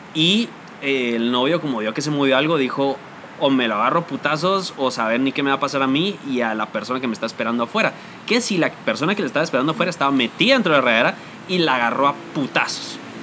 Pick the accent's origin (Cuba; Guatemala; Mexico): Guatemala